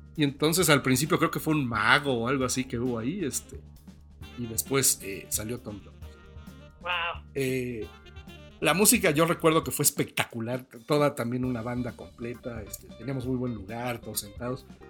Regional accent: Mexico; nosotros nunca llegamos más lejos de San Antonio en coche desde México

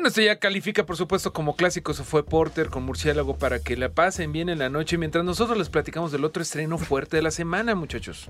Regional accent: Mexico; como mexicano

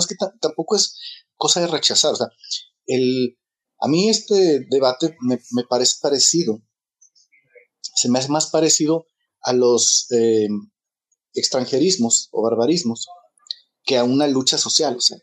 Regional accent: Mexico; crecí como una persona racista y homofóbica porque crecí en México en los 70

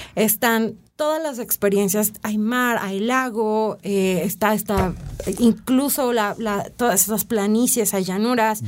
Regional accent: Mexico; como mexicanos

